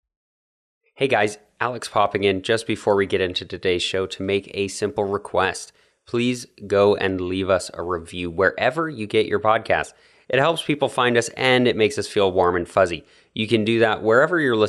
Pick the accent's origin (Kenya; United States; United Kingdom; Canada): Canada